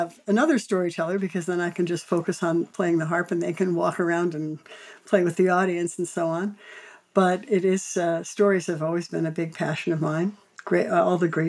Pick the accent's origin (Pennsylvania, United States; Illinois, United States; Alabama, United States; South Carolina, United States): Illinois, United States; Chicago; I grew up in Chicago and was in the Chicago Public School